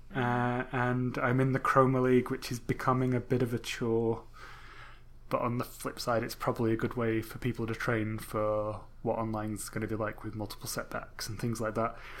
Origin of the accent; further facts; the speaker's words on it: England, United Kingdom; I'm English